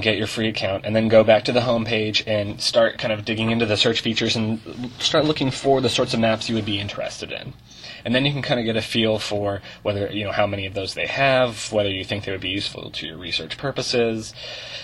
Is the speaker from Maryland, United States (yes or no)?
no; Portland, Oregon, United States; I'm from Portland, Oregon.